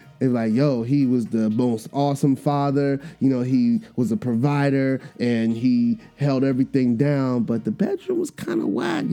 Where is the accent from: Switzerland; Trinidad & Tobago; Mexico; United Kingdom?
Trinidad & Tobago; I'm Trinidadian